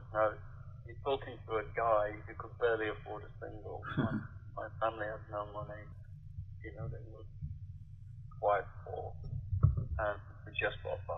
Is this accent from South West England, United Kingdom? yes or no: no; Wigan, North West England, United Kingdom; one of the big clubs was in my hometown in Wigan